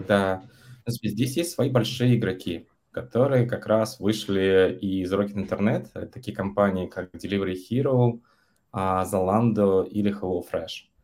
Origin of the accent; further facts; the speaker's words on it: Yaroslavl, Yaroslavl Oblast, Russia; moved away as an adult; also born or lived in Vietnam; now in Germany; Я последние 7 лет живу в Германии, до этого пару лет жил во Вьетнаме, а сам я из Ярославля.